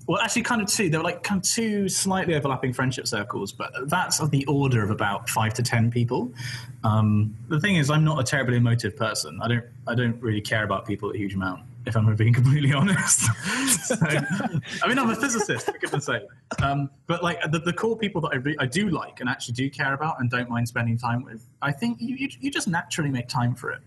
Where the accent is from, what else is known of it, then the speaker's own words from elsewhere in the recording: West Country, South West England, United Kingdom; I'm from the West Country and English isn't like my first language.